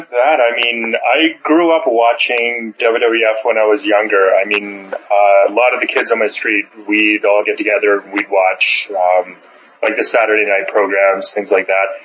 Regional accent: Canada; I'm from Bizarro Land, as we know in the wrestling world. So the, I'm a damn dirty Canadian.

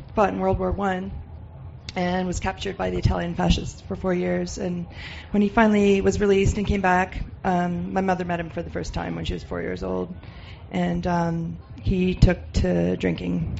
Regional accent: Canada; I was born and raised in Canada, but my uh, family ancestry is Serbian

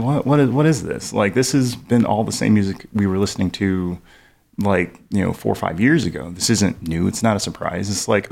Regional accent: Tulsa, Oklahoma, United States; And growing up in Tulsa, they had this program called Planet 106.9.

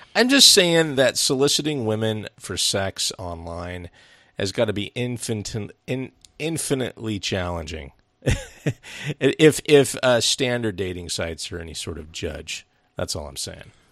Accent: United States; as an American

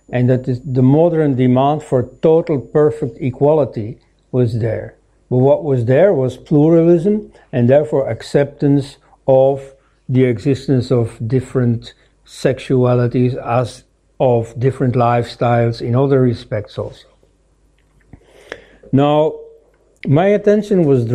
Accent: Belgium; I am from Belgium

